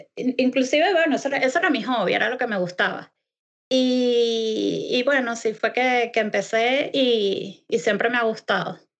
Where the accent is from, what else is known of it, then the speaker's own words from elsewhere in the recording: Venezuela; moved away as an adult; now in Scotland, United Kingdom; desde hace tres años salí de Venezuela y me mudé a la hermosísima Escocia